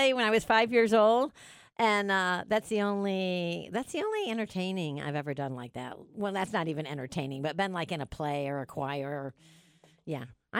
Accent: New York, United States; accent: New York; now in Dallas, United States; I feel like my New York accent is really strong today.

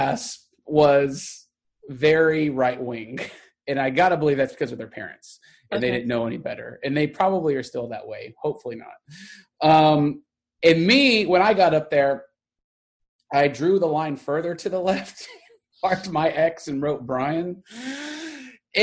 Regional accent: Garland, Texas, United States; growing up in Texas and someplace like Garland

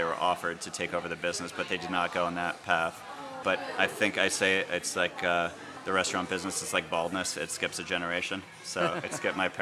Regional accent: Connecticut, United States; moved away as an adult; now in Cambridge, United States; I grew up in Connecticut, was born and raised there.

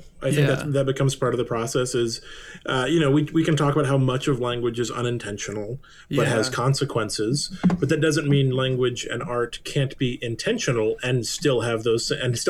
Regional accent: Texas, United States; And I don't even like being called a Yankee because I'm from Texas.

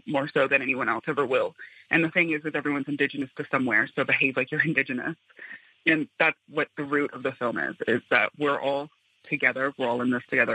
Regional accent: Black Mesa, Arizona, United States; I grew up in Black Mesa, where Peabody Coal and BHP have been mining since the 1960s

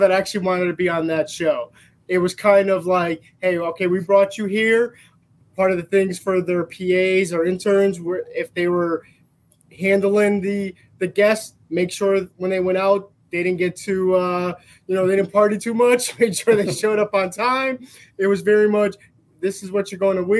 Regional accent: Bridgeport, Connecticut, United States; I grew up in Bridgeport, Connecticut.

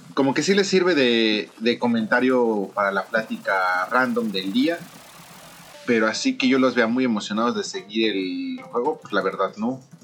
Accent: Mexico; moved away as an adult; now in Japan; yo que vengo de México

